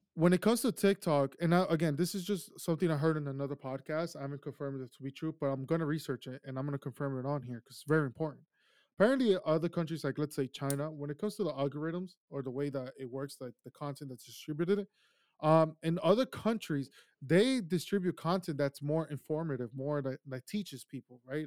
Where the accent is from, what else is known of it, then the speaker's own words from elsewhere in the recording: Ecuador; now in United States; I grew up in Ecuador. My childhood was there